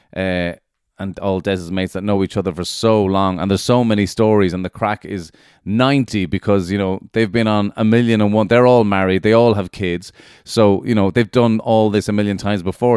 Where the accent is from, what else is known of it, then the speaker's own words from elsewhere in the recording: Ireland; being Irish